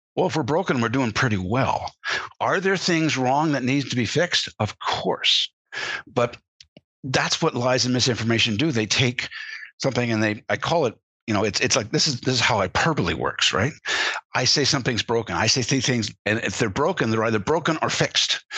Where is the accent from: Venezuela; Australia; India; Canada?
Canada; as a Canadian uh, growing up, and I was, was, around American influences all my life